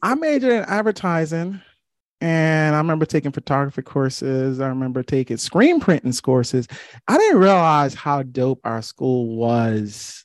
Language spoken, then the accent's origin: English; New York City, New York, United States; growing up in Flatbush, Brooklyn